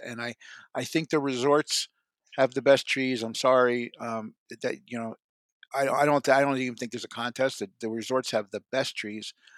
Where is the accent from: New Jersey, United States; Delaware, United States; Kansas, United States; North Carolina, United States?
New Jersey, United States; I'm from New Jersey.